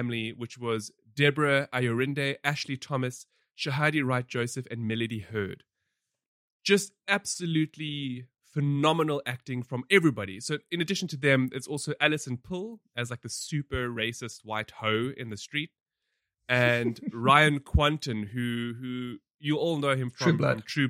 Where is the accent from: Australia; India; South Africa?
South Africa; we have a very, you know, troubled and rich history